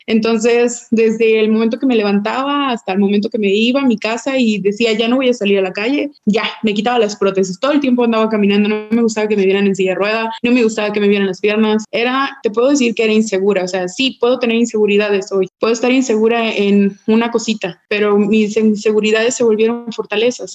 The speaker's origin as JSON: {"language": "Spanish", "town": "Puerto Vallarta", "region": "Jalisco", "country": "Mexico", "said": "yo soy de Puerto Vallarta"}